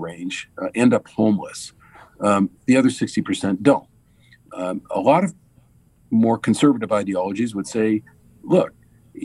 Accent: San Jose, California, United States; I grew up in East San Jose

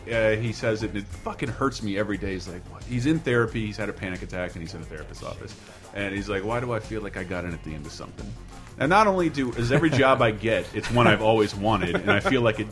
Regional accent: Tallahassee, Florida, United States; they shot in my hometown, Tallahassee, Florida.

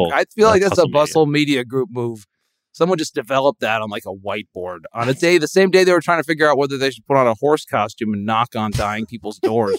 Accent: Connecticut, United States; also born or lived in Nashville; So anyway, I'm from Connecticut, so I have some idea of what I'm talking about.

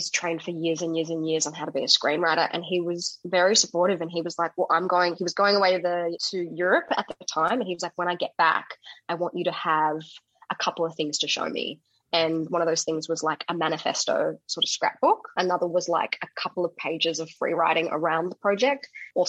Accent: Perth, Western Australia, Australia; moved away as an adult; also born or lived in South Africa; I'm a South African woman. I was born in SA. But I grew up in Perth and lived there until the age of 24.

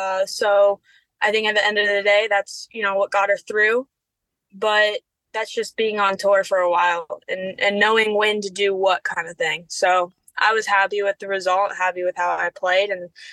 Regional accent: Cincinnati, Ohio, United States; You know, Cincinnati is my hometown, and I love that.

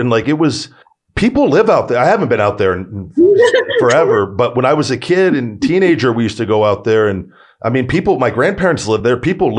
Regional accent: Las Vegas, Nevada, United States; I was born and raised here in Vegas

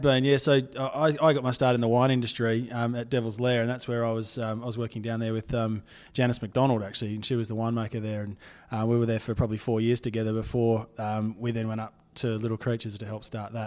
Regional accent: Fremantle, Western Australia, Australia; I'm born and bred in Fremantle. Um, it's, it's my hometown

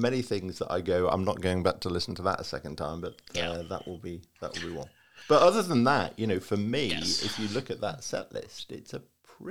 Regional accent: Liverpool, North West England, United Kingdom; I had an Auntie Barbara, and I grew up in Liverpool, and this was the Liverpool Irish side of the family.

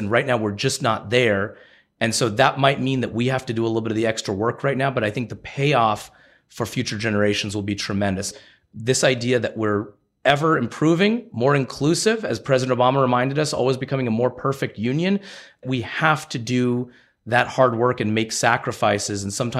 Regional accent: United States; I was born in the United States.

